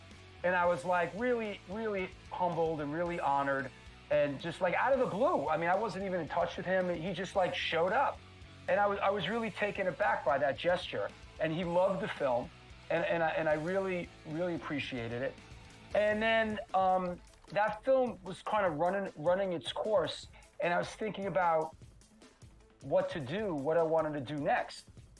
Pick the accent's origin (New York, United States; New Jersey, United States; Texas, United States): New York, United States; Bronx; This is the kid that I went to high school with growing up in the Bronx.